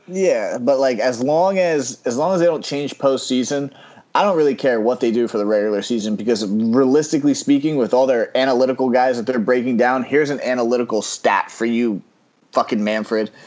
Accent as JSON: {"language": "English", "region": "New York", "country": "United States", "said": "I'm a New Yorker"}